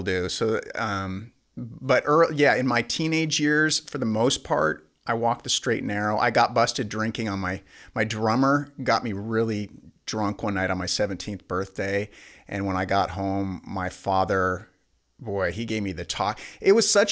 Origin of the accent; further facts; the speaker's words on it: Spokane, Washington, United States; we're from Spokane